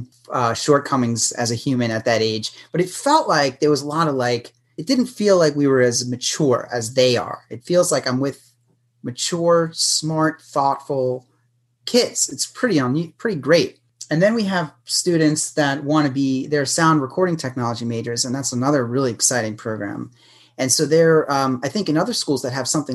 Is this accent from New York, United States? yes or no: yes; New York City, New York, United States; moved away; I'm from New York City.